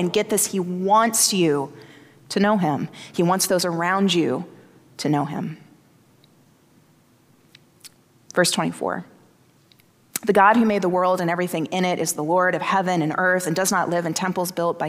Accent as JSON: {"language": "English", "region": "the South", "country": "United States", "tie": "born or raised there", "said": "I grew up in the South"}